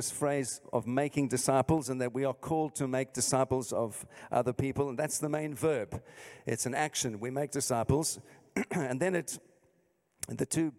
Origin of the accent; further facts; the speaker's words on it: London, United Kingdom; moved away; as you can hear from my accent, I'm not from here, I'm from the south, South London.